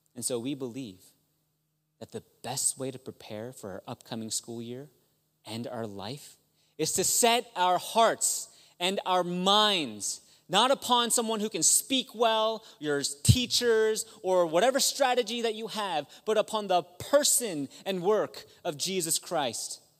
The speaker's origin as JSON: {"language": "English", "region": "Maryland", "country": "United States", "said": "I'm from Maryland"}